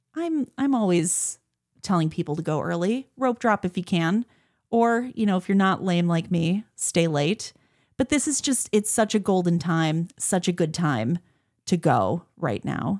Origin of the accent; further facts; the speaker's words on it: Midwest, United States; I am from the Midwest